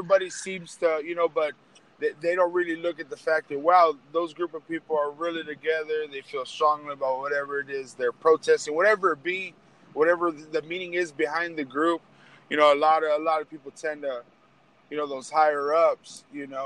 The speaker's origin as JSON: {"language": "English", "country": "United States", "tie": "born or raised there", "also_born_or_lived": "Texas / New Mexico", "said": "I grew up in Texas, New Mexico. I've been here forever. It's where I grew up"}